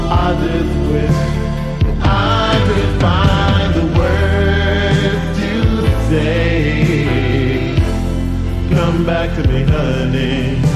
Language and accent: English; Bronx, New York, United States; I'm from the Bronx, New York, and I want to know how many people came out there to have a good time tonight.